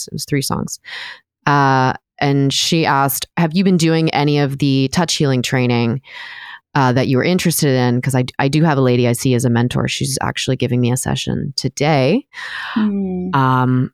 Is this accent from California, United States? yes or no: yes; northern San Diego County, California, United States; I grew up in northern San Diego County